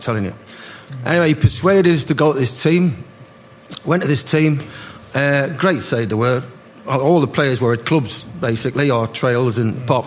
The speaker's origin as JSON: {"language": "English", "town": "Gateshead", "region": "North East England", "country": "United Kingdom", "said": "I'm from Gateshead"}